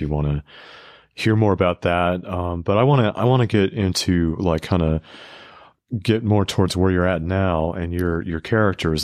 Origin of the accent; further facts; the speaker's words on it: West Coast, United States; moved away; I'm from the West Coast